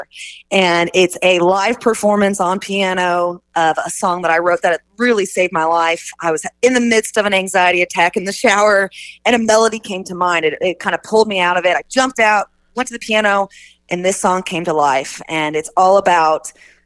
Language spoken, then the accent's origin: English; Oak Grove, Missouri, United States; also born or lived in Kansas City, Missouri; I'm from Oak Grove, Missouri. Small town, about 20 minutes east of KC. But so I'm a KC homegrown girl.